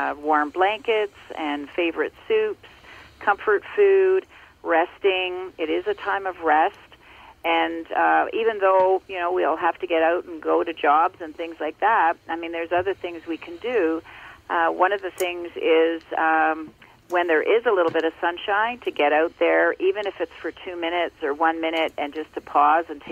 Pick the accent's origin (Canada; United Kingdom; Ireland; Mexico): Canada; Ontario; I grew up in Ontario, and I now live in Muskoka in Ontario